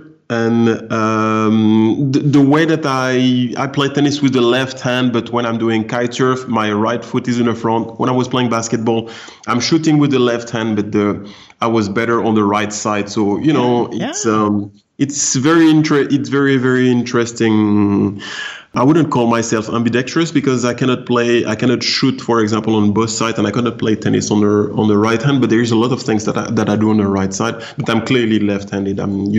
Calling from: Palma, Balearic Islands, Spain; Yes, I'm in live from Palma de Mallorca, the sunny island of Spain.

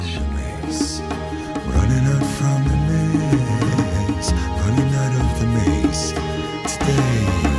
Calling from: Ireland; I'm actually coming from Ireland

